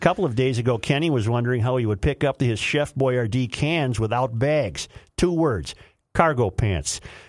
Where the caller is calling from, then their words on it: Sofia, Sofia City, Bulgaria; I said, I'm listening. I said, I'm listening from Sofia, Bulgaria.